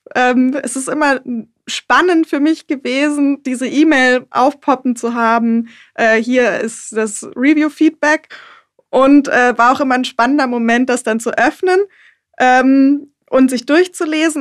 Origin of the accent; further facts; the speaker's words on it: Germany; now in Düsseldorf, Germany; Dann geht es für mich erstmal in meine Heimat und zwar an den Bodensee